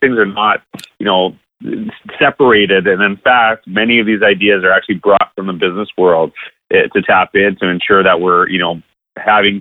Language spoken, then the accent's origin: English; Canada; I'm from Canada